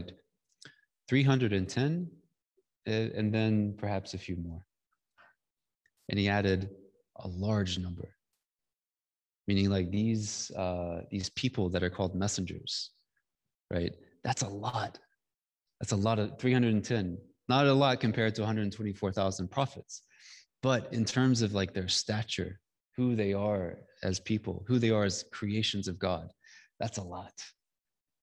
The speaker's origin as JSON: {"language": "English", "region": "Georgia", "country": "United States", "said": "I come from Georgia. I come from the Bible Belt. I come from, you know, I don't come from an urban place."}